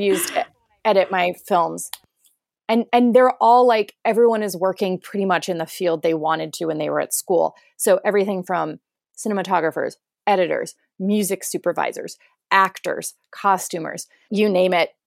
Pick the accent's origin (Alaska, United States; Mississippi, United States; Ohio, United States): Ohio, United States; rural area an hour east of Cleveland; moved away; we're about an hour east of Cleveland